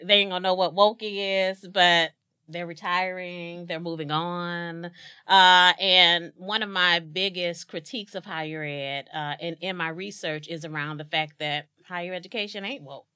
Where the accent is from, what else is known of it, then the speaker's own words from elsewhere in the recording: East St. Louis, Illinois, United States; born and raised in East St. Louis, Illinois